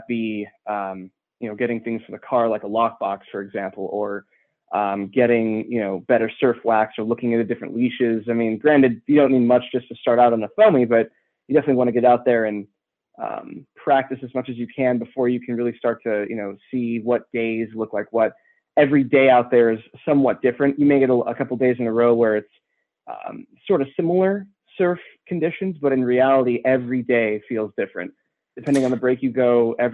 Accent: San Diego, California, United States; I grew up and born and raised in San Diego, more in the suburbs

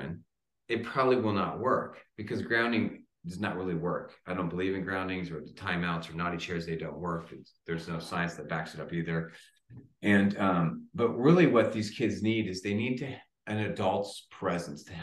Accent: San Diego, California, United States; I grew up in San Diego.

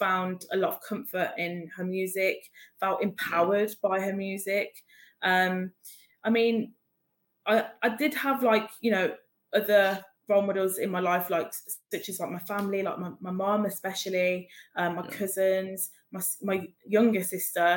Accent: Birmingham, West Midlands, United Kingdom; moved away; I'm from Birmingham originally.

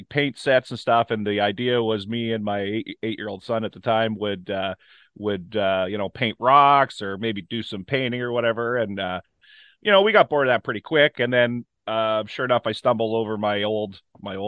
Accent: Ontario, Canada; I'm from Ontario

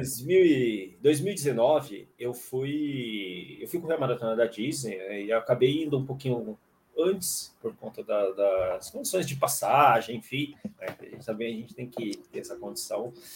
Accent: Fortaleza, Ceará, Brazil; sou natural de Fortaleza.

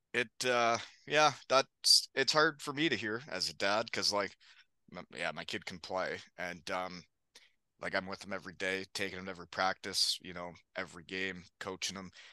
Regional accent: Elmira, Ontario, Canada; my hometown in Elmira

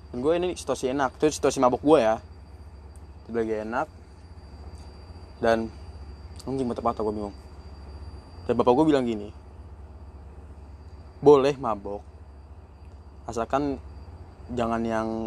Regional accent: North Sumatra, Indonesia; gue kan orang Batak ya namanya orang Batak pasti kalau ada acara

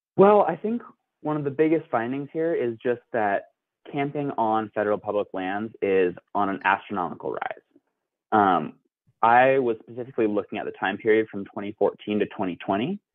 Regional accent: the West, United States; I grew up in the West

